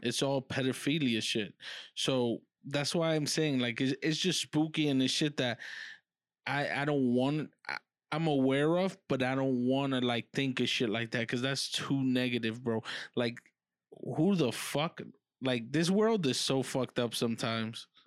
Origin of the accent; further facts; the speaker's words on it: New York City, New York, United States; I'm not from the hood, uh, I'm from Harlem, but I'm not from the hood, hood.